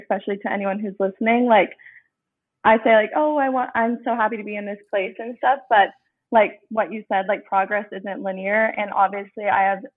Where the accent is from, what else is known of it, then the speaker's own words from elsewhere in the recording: Tempe, Arizona, United States; I'm 22, and I am from Arizona originally. I'm from Tempe, Arizona